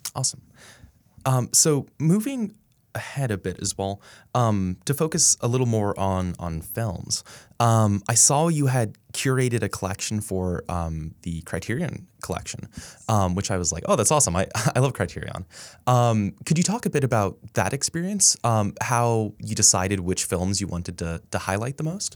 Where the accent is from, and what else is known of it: Dallas, Texas, United States; born or raised there